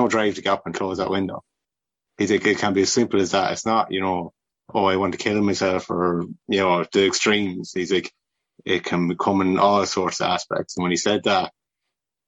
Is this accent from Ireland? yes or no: yes; Rochfortbridge, Westmeath, Ireland; also born or lived in Kinnegad / Milltownpass / Athlone; I was pretty much born and raised in Rochabridge